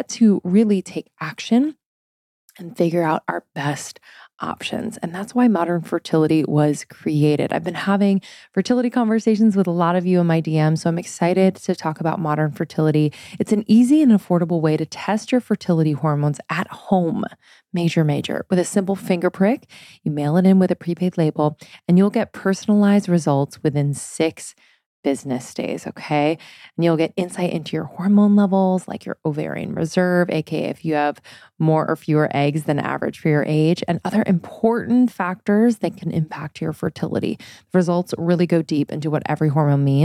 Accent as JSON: {"language": "English", "region": "East Coast", "country": "United States", "also_born_or_lived": "Boston", "moved": "yes", "said": "I'm from the East Coast."}